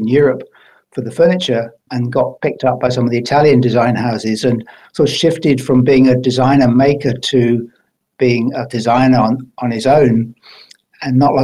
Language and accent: English; Highlands of Scotland, United Kingdom; moved away as an adult; also born or lived in England; now in New Zealand; I was brought up in the Highlands of Scotland